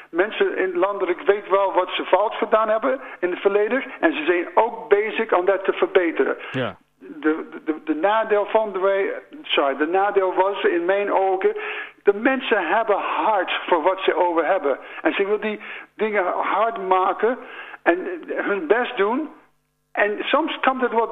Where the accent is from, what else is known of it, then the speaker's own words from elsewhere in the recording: United States; Dutch is a second language; now in Landhorst, Netherlands; ik woon hier al 35 jaar, maar ik ben een geboren Amerikaan.